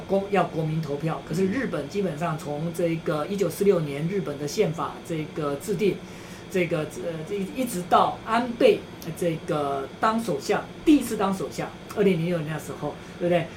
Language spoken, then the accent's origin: Chinese; Taiwan; 我们台湾人